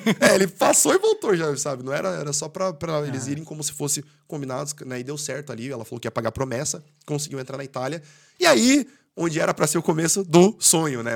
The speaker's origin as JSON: {"language": "Portuguese", "country": "Brazil", "first_language": "Portuguese", "moved": "as an adult", "lives_now": "Ireland", "said": "quando eu saí do Brasil"}